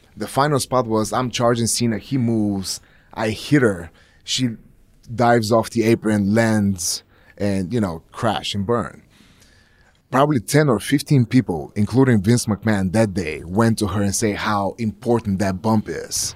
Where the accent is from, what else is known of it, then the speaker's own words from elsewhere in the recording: Plovdiv, Plovdiv Province, Bulgaria; moved away; my hometown, Plovdiv